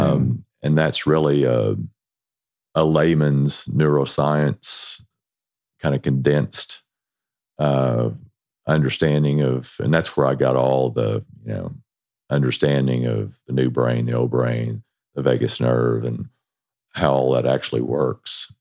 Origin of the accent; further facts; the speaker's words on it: Texas, United States; moved away; we're originally from Texas